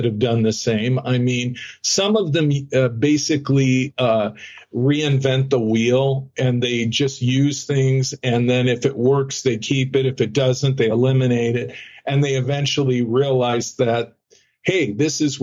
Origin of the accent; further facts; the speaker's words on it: Phoenix, Arizona, United States; I grew up in Phoenix.